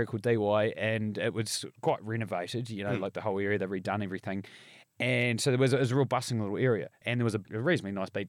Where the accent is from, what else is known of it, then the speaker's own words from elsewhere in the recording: Bluff, Southland, New Zealand; growing up in Bluff was the same.